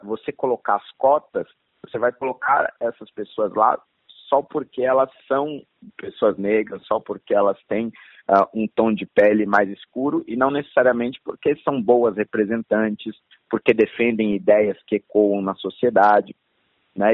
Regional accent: São Paulo, Brazil; eu já nasci em São Paulo e cresci em São Paulo

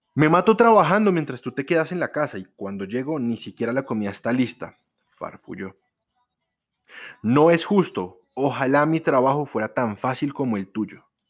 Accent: Colombia; los colombianos, los que estamos aquí en Colombia, los que somos colombianos

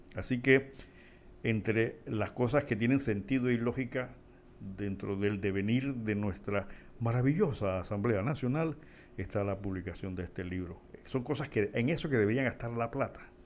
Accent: Panama; soy un simple panameño

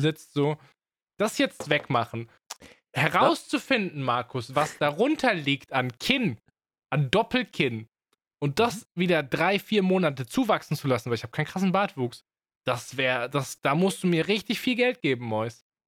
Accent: Swabia, Germany; Ich bin Schwabe

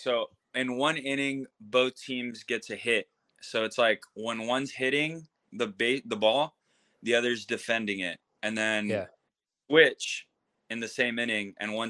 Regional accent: Texas, United States; moved away as an adult; now in San Diego, United States; No, so I'm originally from Texas. Brought me to San Diego was playing baseball. I came to college here at SDSU, and then I ended up staying.

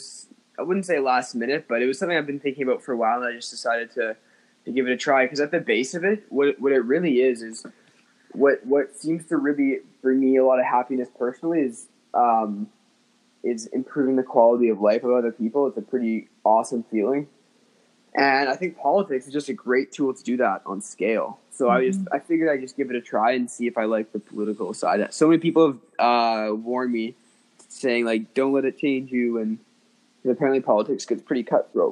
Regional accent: Winnipeg, Manitoba, Canada; I'm from Winnipeg

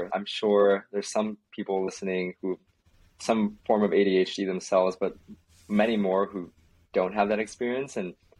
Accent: Minnesota, United States; moved away; also born or lived in Berkeley; I grew up in Minnesota, like predominantly white, like middle school and high school. So when I moved to Berkeley, I really became more comfortable with like the Asian side

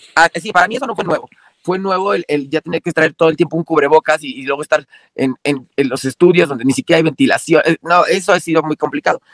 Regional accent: Mexico; aquí en mi país

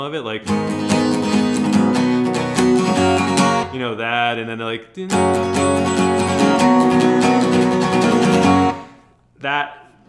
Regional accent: New Jersey, United States; now in Los Angeles, United States; I grew up in Jersey

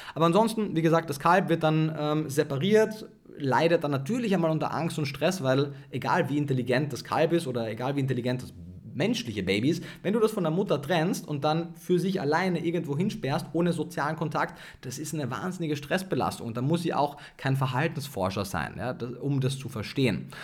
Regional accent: Austria; Ich komme aus Österreich

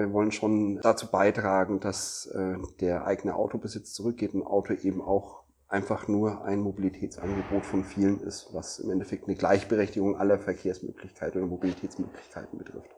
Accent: Nuremberg, Bavaria, Germany; ich komme ja aus Nürnberg

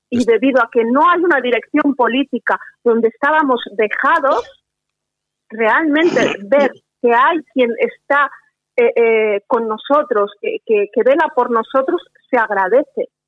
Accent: Catalonia, Spain; como, como catalana española que soy

